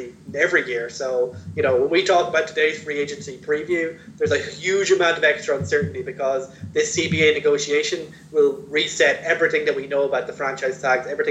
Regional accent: Ireland; we're both from Ireland, both from Europe

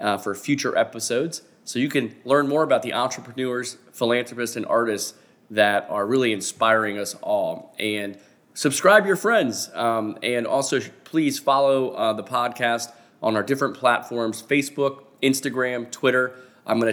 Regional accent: Fort Lauderdale, Florida, United States; also born or lived in Tallahassee, Florida; now in Orlando, United States; I grew up in Fort Lauderdale, live in Orlando now.

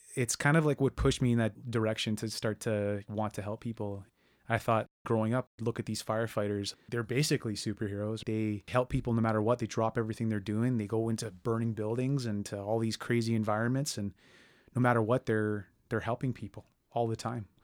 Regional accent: Brampton, Ontario, Canada; I grew up in Brampton

